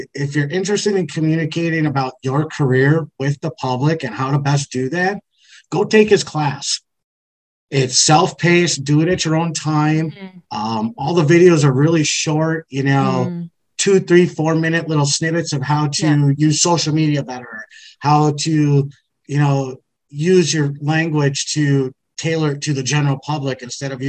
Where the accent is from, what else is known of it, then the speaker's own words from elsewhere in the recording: Wisconsin, United States; I'm from Wisconsin